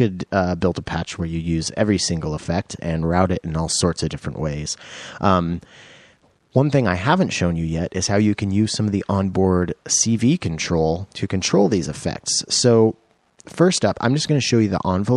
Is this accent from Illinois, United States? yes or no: no; Roslyn, Washington, United States; growing up must have been between my little tiny town of Roslyn, Washington